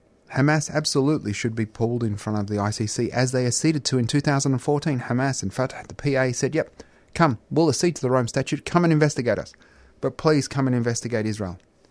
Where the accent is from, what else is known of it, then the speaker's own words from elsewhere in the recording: Australia; obviously much easier for me as an Australian-Palestinian, a single-issue person